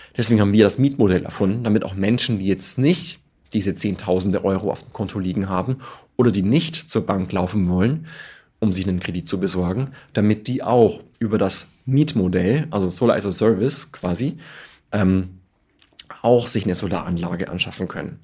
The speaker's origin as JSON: {"language": "German", "town": "Tirschenreuth", "region": "Bavaria", "country": "Germany", "said": "ich komme aus Tirschenreuth in Bayern"}